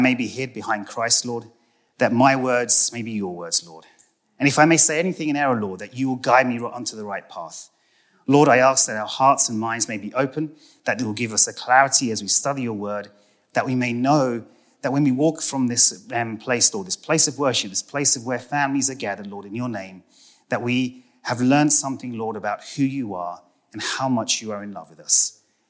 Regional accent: United Kingdom; And if any of you are wondering, I am British and not Australian. And it doesn't matter if you call me either.

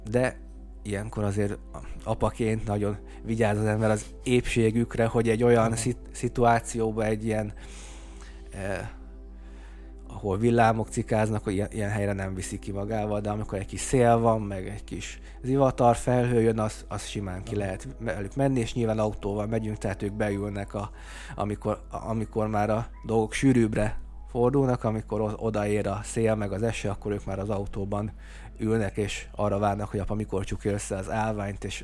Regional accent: Zákányszék, Csongrád-Csanád, Hungary; én zákányszéki származású vagyok, és, és az életem első hét évét tanyán töltöttem.

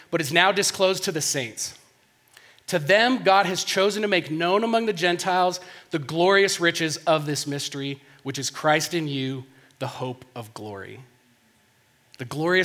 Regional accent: Denver, Colorado, United States; I grew up in Denver here, close to here.

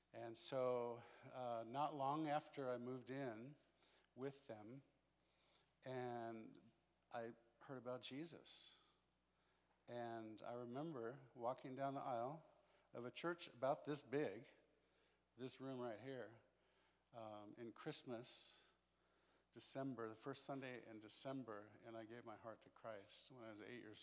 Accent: Santa Barbara, California, United States; I grew up in Southern California in a town called Santa Barbara

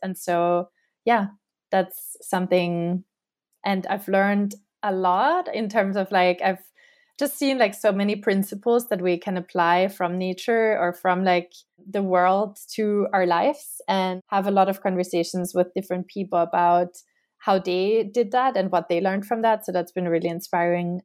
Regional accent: Austria; now in New York, United States; my own identity at, like, my home country

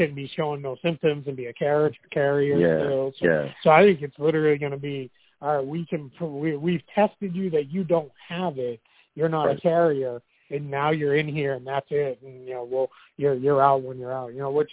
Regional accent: Boston, Massachusetts, United States; moved away; back home in Boston

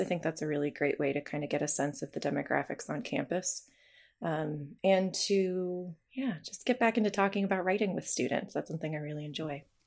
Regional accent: New Hampshire, United States; moved away as an adult; also born or lived in Nebraska; now in Moscow, Idaho, United States; when I was growing up in New Hampshire

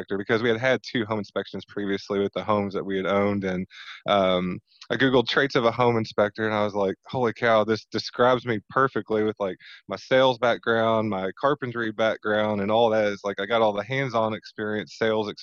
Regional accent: Southern Indiana, United States; I am born and raised in Southern Indiana, so we're based out of New Albany

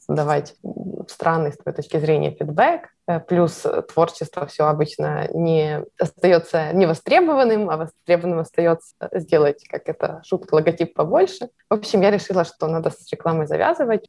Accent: Ukraine; now in Kyiv, Ukraine; я из Украины

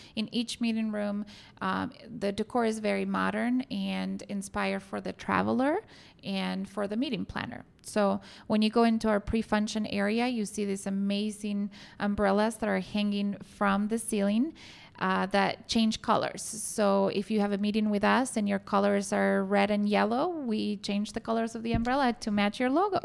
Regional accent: Argentina; moved away as an adult; also born or lived in New Orleans; now in Chicago, United States; I'm originally from Argentina, so I went to school there. I went to college and started working for a couple of hotels in downtown Buenos Aires

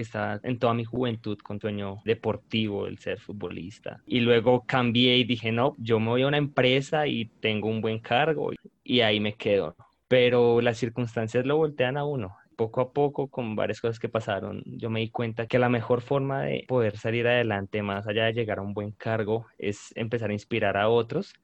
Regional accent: Bogotá, Colombia; soy de Bogotá, Colombia

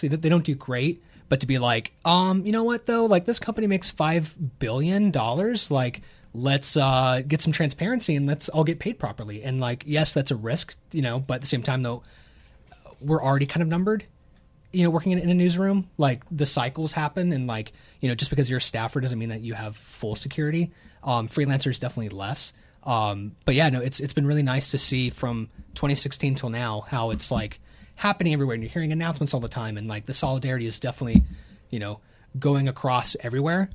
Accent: the South, United States; I'm from the South

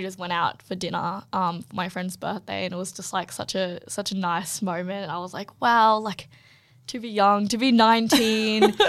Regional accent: Canberra, Australian Capital Territory, Australia; I'm actually from Canberra

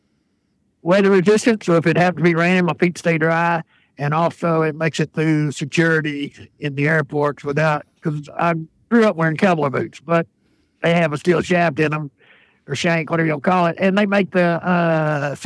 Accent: United States; also born or lived in Texas / Louisiana; growing up in Texas, Louisiana

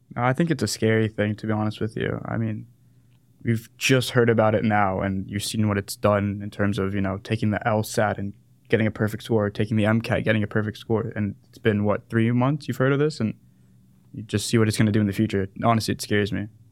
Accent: San Diego, California, United States; moved away as an adult; also born or lived in South Africa; now in Dallas, United States; I'm a South African Jew from San Diego

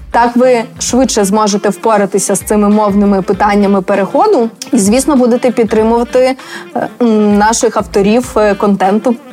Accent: Rivne, Rivne Oblast, Ukraine; now in Lviv, Ukraine; зараз живу у Львові. А взагалі я сама родом з Рівного

